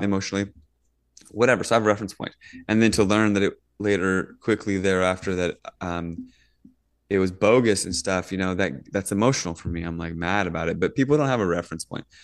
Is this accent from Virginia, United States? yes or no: yes; Virginia, United States; moved away; also born or lived in Northern California; when I grew up in Virginia, we get thunderstorms all the time